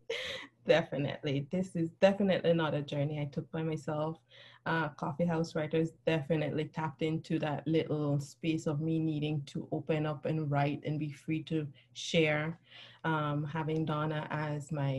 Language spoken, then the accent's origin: English; Belize; moved away as an adult; now in United States; I grew up in Central America. I moved to the U.S. when I was in my 30s.